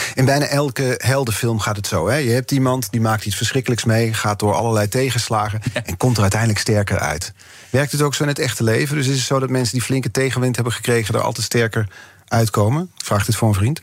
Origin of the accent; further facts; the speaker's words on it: Netherlands; als Nederlanders